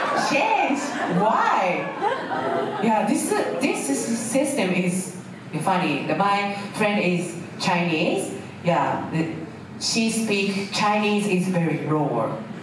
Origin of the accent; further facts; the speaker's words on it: Gifu, Japan; English is a second language; I'm sorry, I'm from Gifu, sorry. Sometimes, like, intonation in the change.